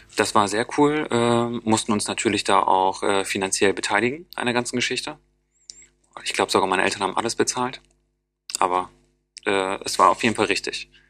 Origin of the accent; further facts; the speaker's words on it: Osnabrück, Lower Saxony, Germany; now in Bremen, Germany; In Niedersachsen zum Beispiel, wo ich herkomme